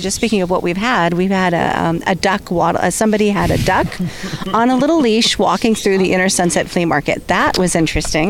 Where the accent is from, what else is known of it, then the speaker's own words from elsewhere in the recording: San Diego, California, United States; now in San Francisco, United States; I lived I grew up in San Diego